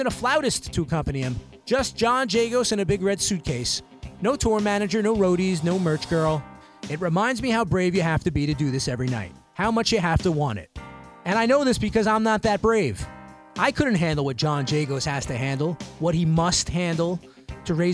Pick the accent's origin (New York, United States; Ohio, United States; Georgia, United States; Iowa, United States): New York, United States; New York City; from my hometown of Brooklyn